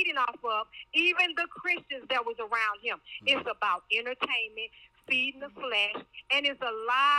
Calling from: Pflugerville, Texas, United States; I'm calling from Pflugerville, Texas.

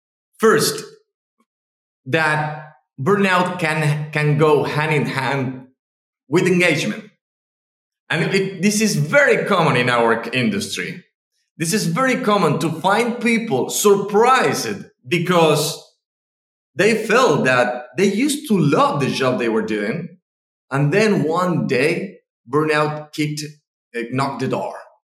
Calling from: Argentina; I'm speaking from Argentina right now. We're in the middle of the winter, so enjoying the winter.

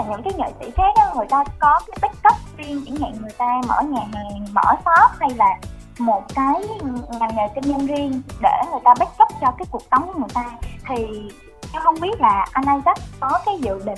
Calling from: Ho Chi Minh City, Vietnam; em đến

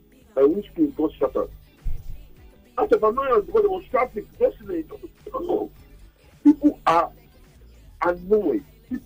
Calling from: Lagos, Nigeria; I'm calling from Maryland.

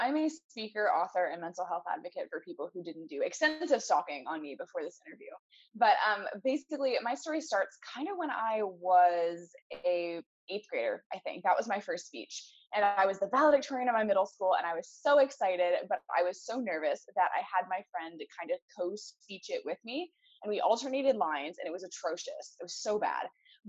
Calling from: Portland, Oregon, United States; I'm in Portland, Oregon, which is kind of halfway around the world.

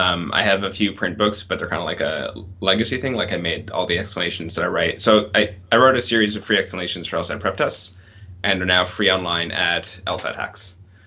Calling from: Montreal, Quebec, Canada; Hi, everyone. I'm in from Montreal.

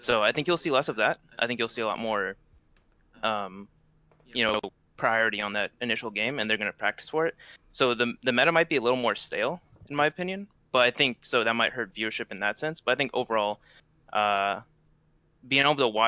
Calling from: Phoenix, Arizona, United States; Phoenix, Arizona.

